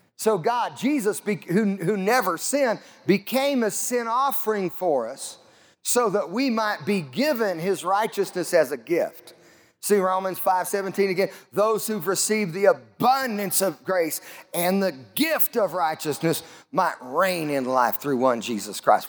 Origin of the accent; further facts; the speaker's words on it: Southeast Colorado, United States; I grew up in Southeast Colorado